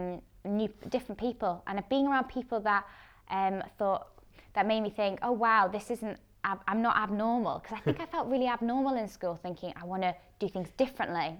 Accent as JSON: {"language": "English", "town": "Edinburgh", "region": "Scotland", "country": "United Kingdom", "tie": "born or raised there", "also_born_or_lived": "England / London / Amsterdam", "said": "I moved up to Edinburgh when I was about 10, 11"}